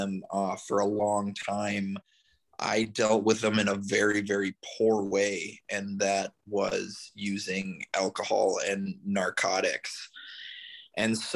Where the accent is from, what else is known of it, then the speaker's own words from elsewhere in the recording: Minneapolis, Minnesota, United States; moved away as an adult; also born or lived in California; now in St. Petersburg, United States; I'm originally from Minneapolis, Minnesota, just relocated down to St. Petersburg, Florida, a little over 6 months ago